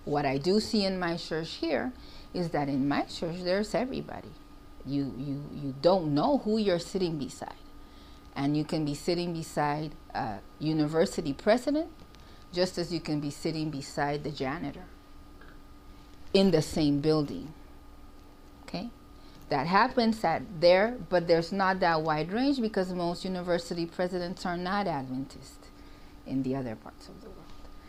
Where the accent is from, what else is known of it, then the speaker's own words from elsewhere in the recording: Mexico; English is a second language; now in United States; I think that I've lived in the U.S. for years. I grew up in Central America in Mexico.